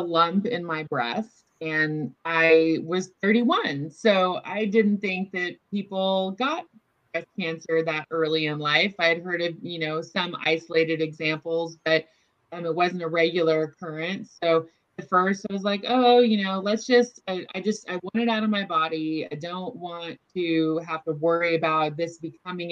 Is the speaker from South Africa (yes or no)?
no; Orland, California, United States; also born or lived in Chico, California / Davis, California; I grew up in Northern California, have lived here my whole life